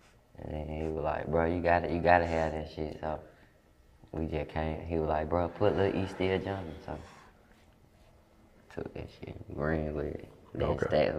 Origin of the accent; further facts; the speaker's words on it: Detroit, Michigan, United States; born there; now in Cleveland, United States; I was born in Detroit, too.